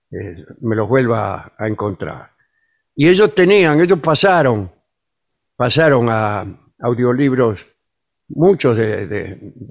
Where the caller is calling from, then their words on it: Barcelona, Catalonia, Spain; Aquí les habla … desde Vie, en Barcelona.